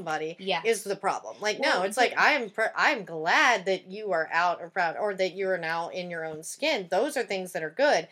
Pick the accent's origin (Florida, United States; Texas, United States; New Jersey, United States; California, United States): Texas, United States; Tyler; now in Los Angeles, United States; even in my hometown, because it's very much a bubble